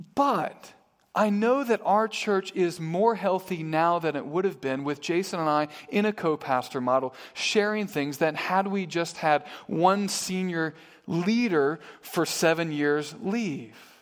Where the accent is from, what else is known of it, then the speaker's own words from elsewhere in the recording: Midwest, United States; moved away as an adult; now in Harrisburg, United States; I was from the Midwest. I grew up in the Midwest.